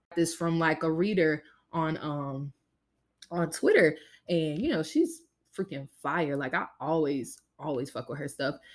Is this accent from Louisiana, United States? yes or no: yes; Louisiana, United States; I was born and raised in Louisiana